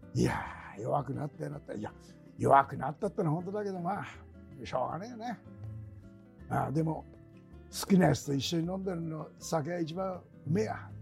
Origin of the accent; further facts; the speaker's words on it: Tokyo, Japan; 東京の下町生まれでね、その江戸っ子の